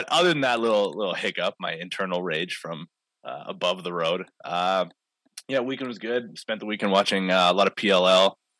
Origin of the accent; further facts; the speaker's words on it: Maple Ridge, British Columbia, Canada; As like a Maple Ridge kid that grew up watching them, like watching Chris Gill back in the day and stuff, being able to call a Burrards game kind of in my hometown.